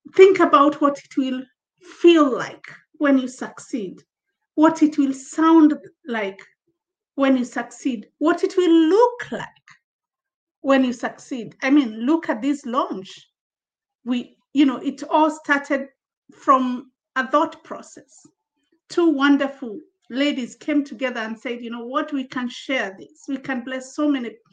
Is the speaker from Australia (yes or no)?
no; Kenya; also born or lived in Zambia; now in United Kingdom; I'm, um, I'm Kenyan uh, from Africa, uh, uh, relocated recently, early in the year, to the UK from Zambia in Southern Africa, where I was based with my family.